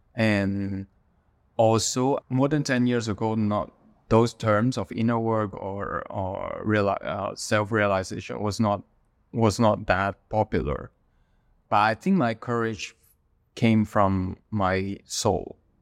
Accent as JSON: {"language": "English", "country": "Hong Kong", "tie": "born or raised there", "moved": "as an adult", "said": "I was born in Hong Kong. Most of my family are still in Hong Kong. Uh, but I left Hong Kong in two thousand eleven"}